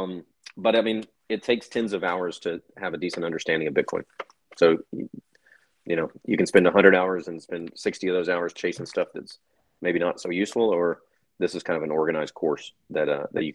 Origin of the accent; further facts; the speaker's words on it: United States; me being an American